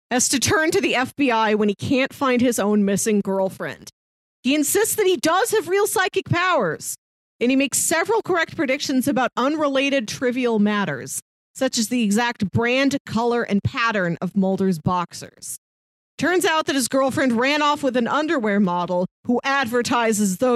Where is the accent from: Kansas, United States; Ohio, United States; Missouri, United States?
Missouri, United States; St. Louis; I'm from St. Louis.